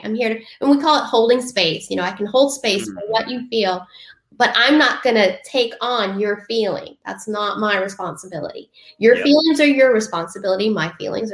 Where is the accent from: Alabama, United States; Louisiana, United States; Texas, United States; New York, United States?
Louisiana, United States; Southern; I'm from Southern Louisiana.